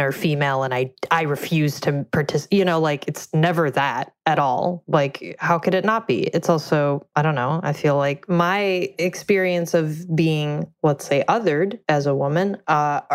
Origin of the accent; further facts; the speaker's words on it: Russia; moved away; I grew up in Russia